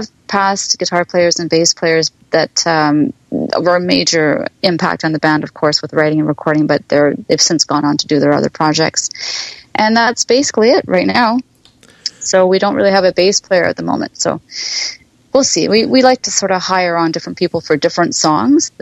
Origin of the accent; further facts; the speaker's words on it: Winnipeg, Manitoba, Canada; now in Ontario, Canada; I was born and raised in Winnipeg